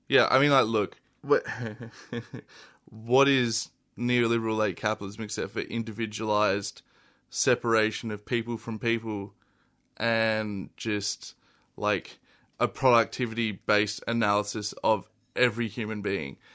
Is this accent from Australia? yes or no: yes; Adelaide, South Australia, Australia; moved away as an adult; I'm from Adelaide. I originally grew up there and I moved here, uh, a little over a year ago.